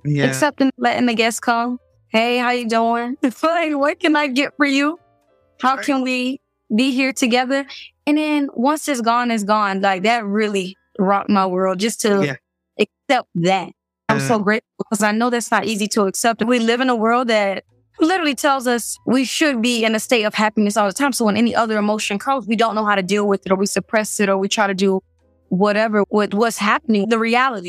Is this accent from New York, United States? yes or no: no; Miami, Florida, United States; moved away as an adult; I'm from Miami